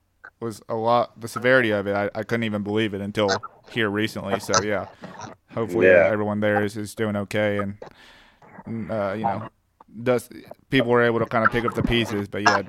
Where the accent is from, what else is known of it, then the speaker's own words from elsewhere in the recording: Nashville, Tennessee, United States; I'm actually from the Nashville area.